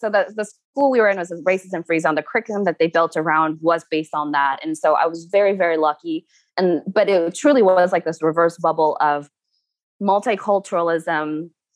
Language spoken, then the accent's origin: English; Eugene, Oregon, United States; moved away as an adult; also born or lived in South Korea / Utah; in Eugene, where I grew up in Oregon